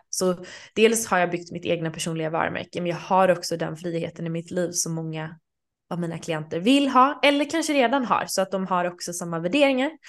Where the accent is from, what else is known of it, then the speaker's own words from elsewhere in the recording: Sweden; även när jag var hemma i Sverige i sommar så hyrde jag en lägenhet